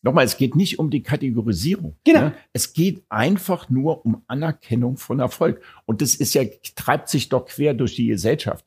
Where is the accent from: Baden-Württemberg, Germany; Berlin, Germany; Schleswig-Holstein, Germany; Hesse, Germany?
Berlin, Germany; Ich bin Deutscher, ich bin Berliner